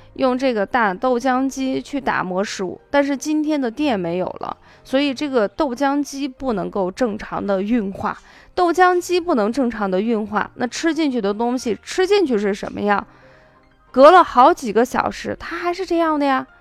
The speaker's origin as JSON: {"language": "Chinese", "region": "Qinghai", "country": "China", "tie": "born or raised there", "also_born_or_lived": "Shaanxi", "said": "我呢，小的时候出生在青海，但是我的祖籍是陕西"}